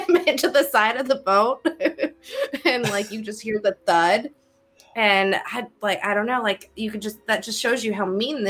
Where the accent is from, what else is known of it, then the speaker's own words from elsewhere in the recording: Iowa, United States; I'm from Iowa, forgive me, I don't have an ocean near me.